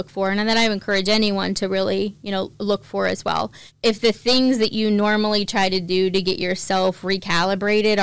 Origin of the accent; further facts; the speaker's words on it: East Palestine, Ohio, United States; East Palestine is my hometown